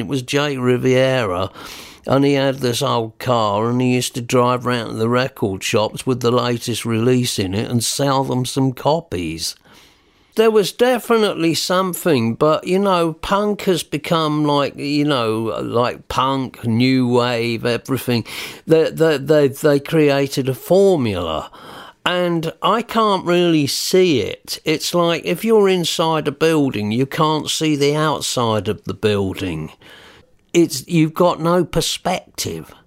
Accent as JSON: {"language": "English", "town": "Newhaven", "region": "South East England", "country": "United Kingdom", "tie": "born or raised there", "also_born_or_lived": "Peacehaven", "accent": "New Haven boy", "said": "I was born in New Haven, and my mum said, \"I wish you wouldn't talk like a New Haven boy.\""}